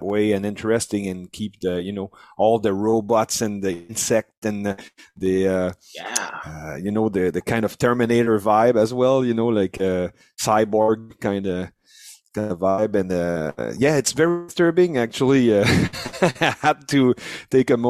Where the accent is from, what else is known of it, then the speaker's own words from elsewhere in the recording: Canada; we're French Canadian